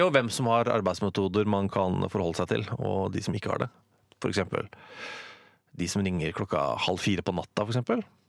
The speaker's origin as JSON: {"language": "Norwegian", "region": "Oslo", "country": "Norway", "tie": "born or raised there", "said": "Jeg er født på Abelsø i Oslo. Uh, dype Oslo øst."}